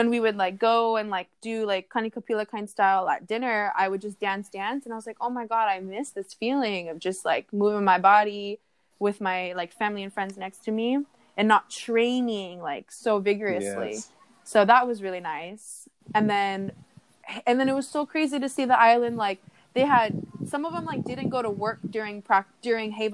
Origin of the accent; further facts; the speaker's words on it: United States; I'm Polynesian from America